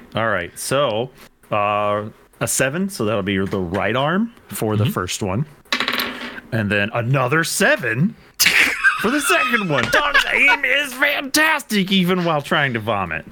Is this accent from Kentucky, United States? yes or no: yes; Kentucky, United States; I'm from Kentucky.